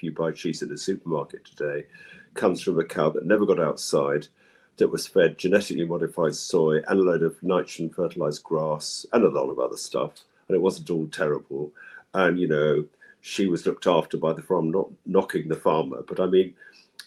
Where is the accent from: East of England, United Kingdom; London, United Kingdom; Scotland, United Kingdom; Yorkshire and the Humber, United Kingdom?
London, United Kingdom; I grew up in London